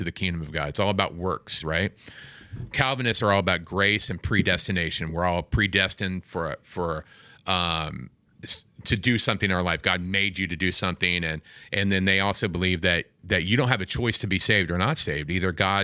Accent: Kansas City, Missouri, United States; now in California, United States; I'm from Kansas City. That's my city

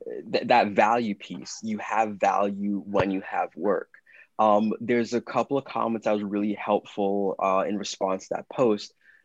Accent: London, United Kingdom; born there; I was born in London.

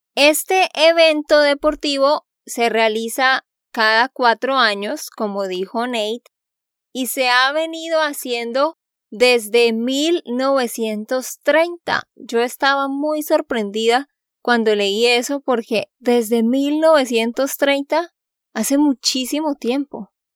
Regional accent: Santander, Colombia; de Santander, Colombia

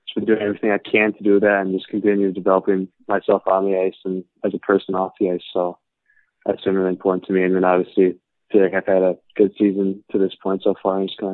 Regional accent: South Lyon, Michigan, United States; Yeah, so I grew up in South Lyon, Michigan. I've lived here almost my whole life, and it's located 20 minutes from Plymouth, where the USHL is.

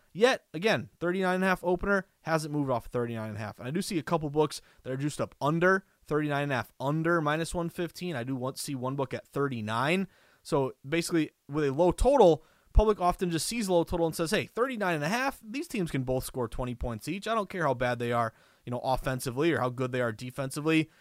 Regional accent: Massachusetts, United States; born and raised in Massachusetts. I live in Boston.

